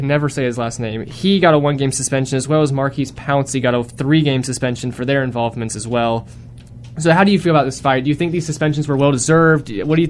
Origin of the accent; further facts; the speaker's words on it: Rock Hill, South Carolina, United States; moved away; my hometown, Rock Hill, South Carolina.